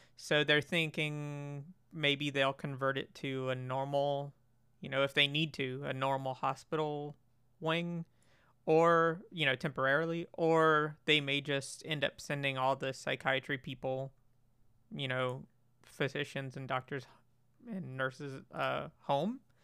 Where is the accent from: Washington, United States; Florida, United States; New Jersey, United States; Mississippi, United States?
Florida, United States; moved away as an adult; now in Germany; so I grew up in Florida, um, and they're all back in Florida